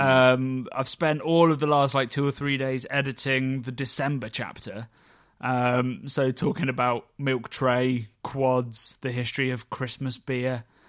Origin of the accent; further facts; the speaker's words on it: Oxford, South East England, United Kingdom; my hometown of B B C, Oxford.